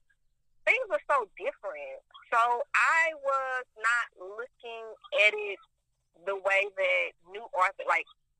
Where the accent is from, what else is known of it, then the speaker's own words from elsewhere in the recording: Houston, Texas, United States; I am from Houston, Texas, aka H-Town.